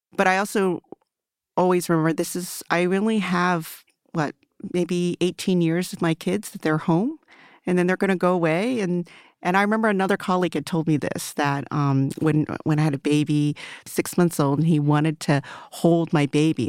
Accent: Maryland, United States; first language Mandarin; English is a second language; I grew up in Maryland, in a rural part of Maril, rural, like, farmland, you know, uh, now it's considered a suburb of Baltimore

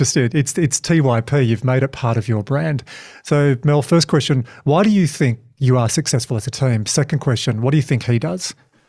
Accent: Hobart, Tasmania, Australia; I'm from Hobart.

